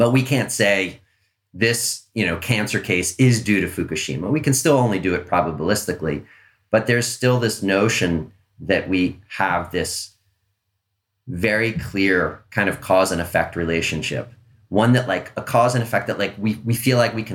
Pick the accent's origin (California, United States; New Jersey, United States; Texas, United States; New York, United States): New York, United States; Long Island; when I was a kid, I grew up on Long Island